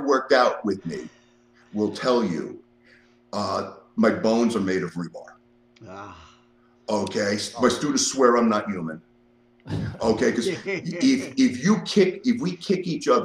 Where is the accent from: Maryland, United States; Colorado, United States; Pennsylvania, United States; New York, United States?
New York, United States; New York City; moved away as an adult; also born or lived in northern New Jersey / Las Vegas, United States; now in Lexington, Virginia, United States; I grew up in the Bronx.